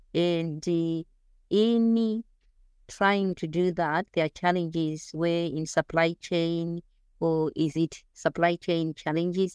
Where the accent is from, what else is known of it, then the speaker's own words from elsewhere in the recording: Zimbabwe; moved away as an adult; also born or lived in New Zealand; now in Australia; growing up in Zimbabwe and the coming from the rural area, there weren't that many opportunities